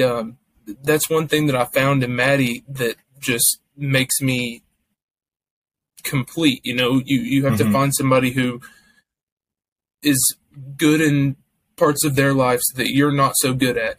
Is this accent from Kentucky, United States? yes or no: yes; Kentucky, United States; I'm from Kentucky.